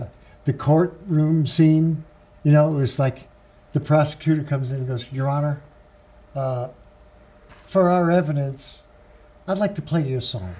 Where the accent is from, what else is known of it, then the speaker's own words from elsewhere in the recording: New York, United States; moved away; I'm from New York, but New York State, not New York City. I'm from like 70 miles north of New York